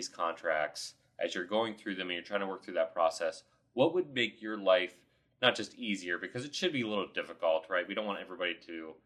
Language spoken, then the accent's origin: English; Ohio, United States; I'm from Ohio